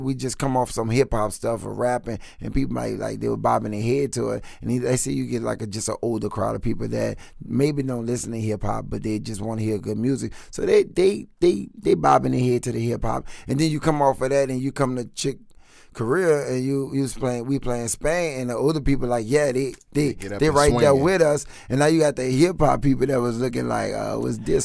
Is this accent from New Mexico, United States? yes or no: no; New Orleans, Louisiana, United States; we're from New Orleans